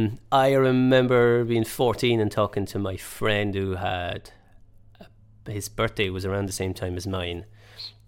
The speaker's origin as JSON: {"language": "English", "country": "France", "tie": "born or raised there", "said": "I grew up in France"}